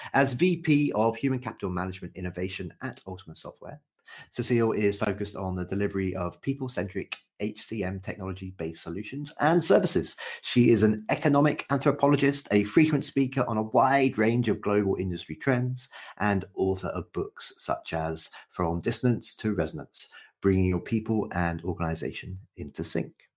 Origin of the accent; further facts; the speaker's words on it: United Kingdom; as a Brit